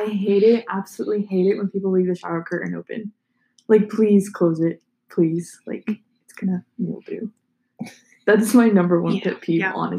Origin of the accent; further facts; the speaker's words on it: Texas, United States; We're all from Texas.